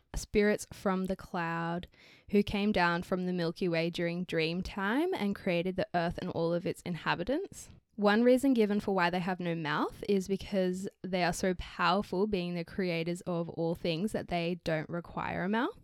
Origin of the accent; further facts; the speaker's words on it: Australia; we're from Australia